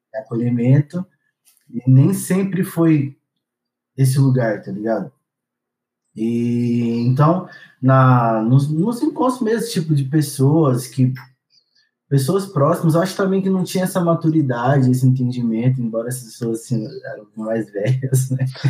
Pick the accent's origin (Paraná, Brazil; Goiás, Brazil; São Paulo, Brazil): Goiás, Brazil; Goiânia; eu sou nascido em Goiânia, nasci e cresci em Goiânia, minha infância, minha adolescência foi toda em Goiânia.